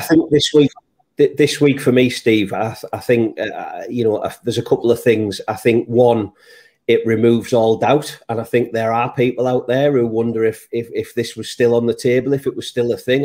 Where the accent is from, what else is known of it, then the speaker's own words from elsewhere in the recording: Middlesbrough, North East England, United Kingdom; someone who was born and bred in Middlesbrough